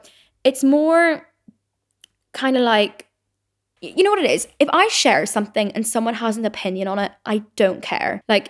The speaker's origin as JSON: {"language": "English", "town": "Belfast", "region": "Northern Ireland", "country": "United Kingdom", "accent": "Belfast", "said": "then I will subconsciously like really pronounce my like my Belfast accent."}